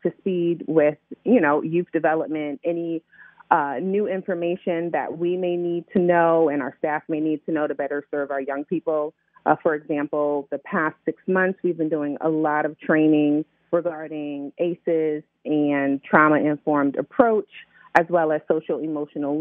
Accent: Middletown, Connecticut, United States; now in Baltimore, United States; I'm from Middletown, Connecticut

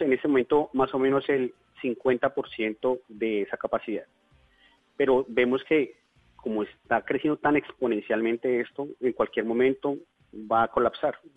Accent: Bogotá, Colombia; moved away as an adult; now in Leticia, Colombia; yo soy bogotano, pero hace aproximadamente unos nueve años me radiqué aquí

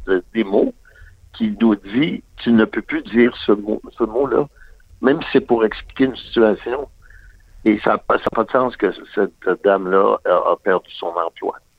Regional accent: Quebec, Canada; born or raised there

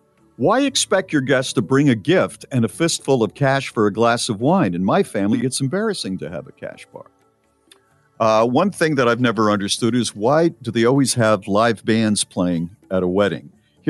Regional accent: Ireland; American weddings finish really early. I'm from Ireland, and it would be unheard of for the party to finish before 6 or 7 a.m.

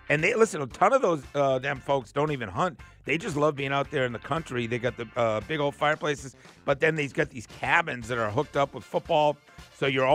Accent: Boston, Massachusetts, United States; now in Georgia, United States; I grew up in Boston

